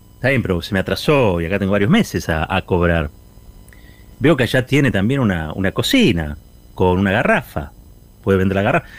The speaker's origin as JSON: {"language": "Spanish", "country": "Argentina", "said": "somos argentinos, porque somos argentinas"}